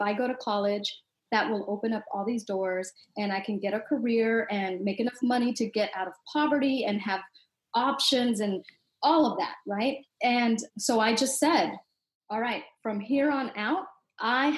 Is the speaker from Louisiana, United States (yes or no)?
no; Los Angeles, California, United States; I grew up in Southeast Los Angeles, and we were poor, and it was a rough neighborhood